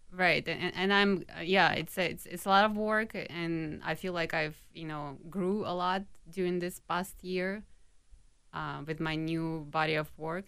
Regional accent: Minsk, Belarus; moved away as an adult; now in Minneapolis, United States; when I, um, was growing up in Minsk, I went to a specialized art school.

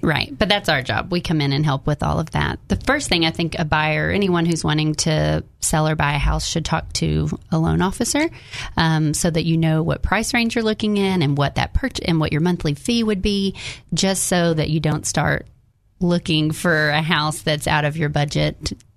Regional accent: Jacksonville, Arkansas, United States; now in North Little Rock, United States

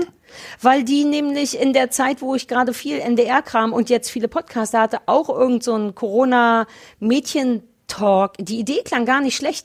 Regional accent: Berlin, Germany; 030 für Berlin, weil es meine Heimatstadt ist.

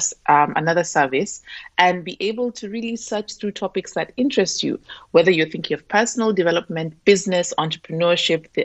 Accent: Nairobi, Kenya; moved away as an adult; now in Dusseldorf, Germany; I am from Nairobi, Kenya

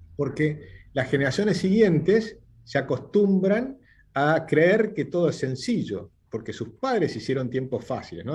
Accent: Argentina

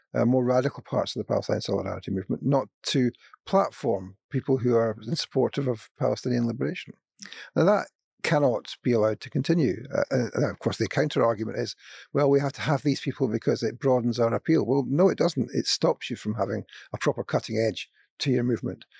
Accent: Scotland, United Kingdom; I'm from Scotland

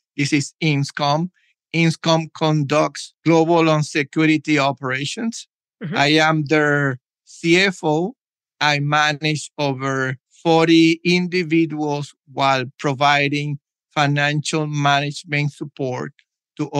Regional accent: Puerto Rico; moved away as an adult; also born or lived in United States / Germany / Saudi Arabia; I was born in Puerto Rico, joined the military, and traveled to the U.S.

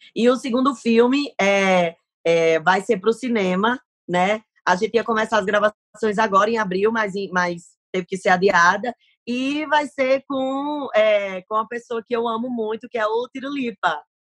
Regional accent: Paraíba, Brazil; accent: Nordestino; now in São Paulo, Brazil; eu moro em São Paulo, mas assim, o meu coração, a minha vida, a minha história é Paraíba

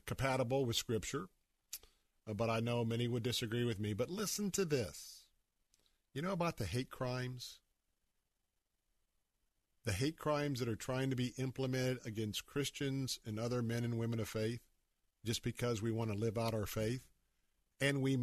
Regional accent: Tampa, Florida, United States; born or raised there

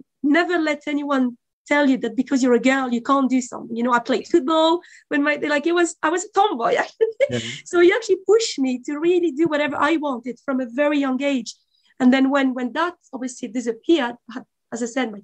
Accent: France; now in Dublin, Ireland; But my parents are from former Yugoslavia. I was born in France

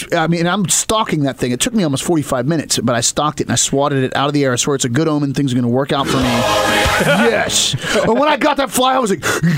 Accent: Appalachia, United States; This is a very West Virginia thing, but I am from Appalachia.

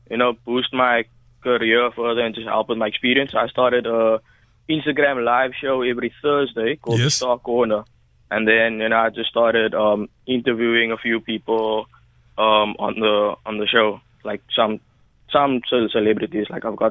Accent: Ocean View, Western Cape, South Africa; So I'm from Ocean View.

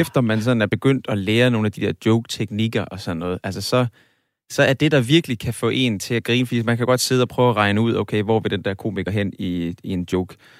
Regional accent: Aarhus, Central Denmark Region, Denmark; jeg kommer fra Aarhus.

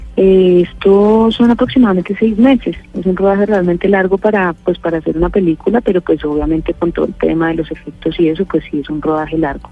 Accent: Colombia; yo, al ser colombiana, tengo un acento natural

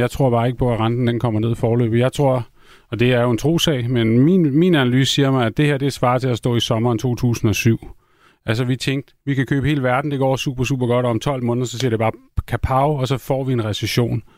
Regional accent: Copenhagen, Capital Region of Denmark, Denmark; jeg er også københavner

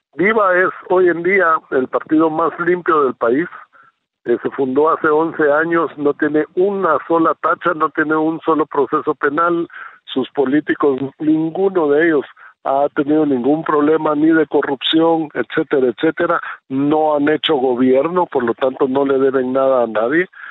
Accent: Guatemala; moved away as an adult; now in Israel; soy un guatemalteco, nací en Guatemala, eh, país donde viví 40 años

